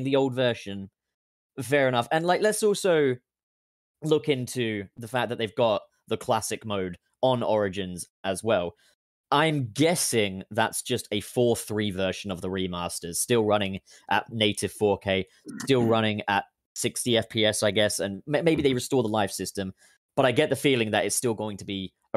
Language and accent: English; United Kingdom; as a British individual